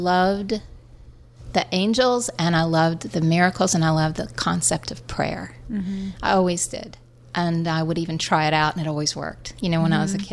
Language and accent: English; West Virginia, United States; now in New York, United States; as a kid growing up in West Virginia